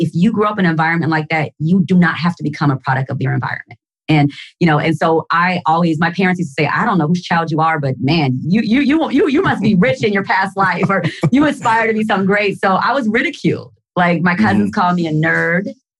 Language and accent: English; Gary, Indiana, United States; I was born and raised in Gary, Indiana, Boricua, 100% Puerto Rican. And all of my grandparents were born on the island.